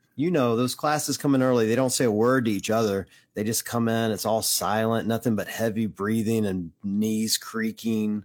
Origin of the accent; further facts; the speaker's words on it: Tupelo, Mississippi, United States; moved away; was living in my hometown in Tupelo, Mississippi